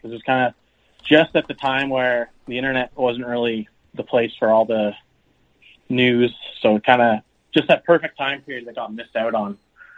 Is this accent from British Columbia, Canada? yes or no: yes; Victoria, British Columbia, Canada; Yep. Yeah, I grew up in Victoria. I played for the Victoria Icehawks originally